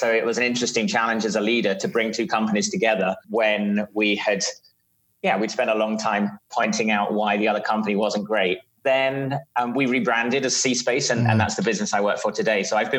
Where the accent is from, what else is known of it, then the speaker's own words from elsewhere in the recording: London, United Kingdom; also born or lived in Doha, Qatar; So you can probably tell I'm from South London in the UK. So I grew up in the Middle East in Doha, Qatar for my early years, and then grew up in South London.